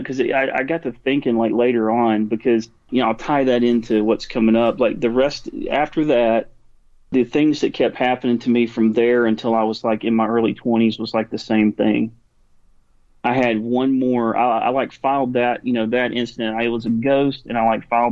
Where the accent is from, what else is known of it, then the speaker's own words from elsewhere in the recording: Alabama, United States; we're from Alabama